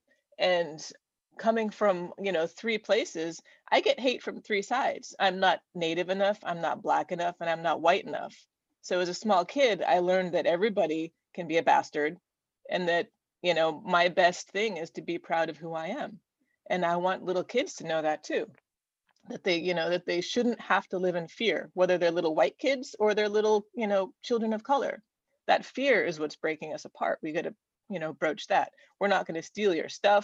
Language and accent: English; Southern Oregon, United States; I grew up in Southern Oregon